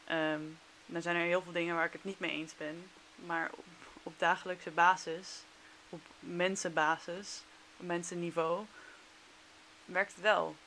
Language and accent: Dutch; Netherlands; also born or lived in China; als Nederlander